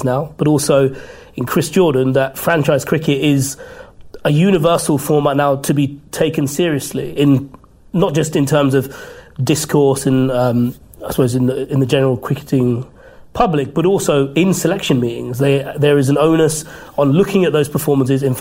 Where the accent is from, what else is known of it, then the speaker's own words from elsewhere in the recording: United Kingdom; as a British Asian